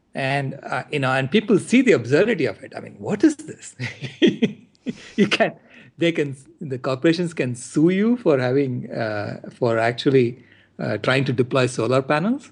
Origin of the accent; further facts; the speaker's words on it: India; now in United States; I was born in India and I'm here in the U S